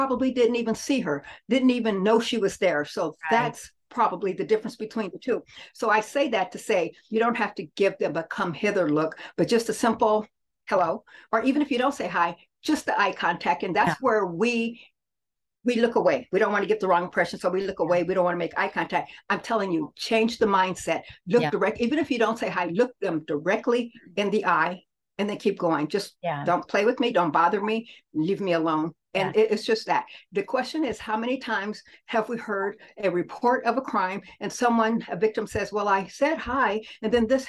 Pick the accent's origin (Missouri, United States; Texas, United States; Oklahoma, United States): Oklahoma, United States; Muskogee; also born or lived in New Orleans; now in Kansas City, United States; I'm an Okie from Muskogee. So I was born in Muskogee and I've lived New Orleans. I have parents who are military. So I've lived in New Orleans and then we landed here in Kansas City.